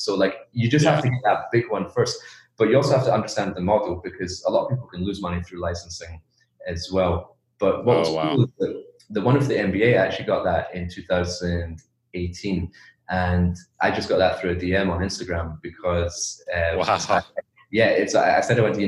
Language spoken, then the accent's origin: English; Edinburgh, Scotland, United Kingdom; moved away as an adult; also born or lived in China; where I'm from, like my hometown in Edinburgh, Scotland